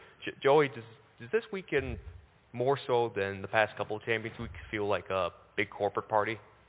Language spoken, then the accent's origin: English; New York, United States; Yeah, I immigrated from Westchester County.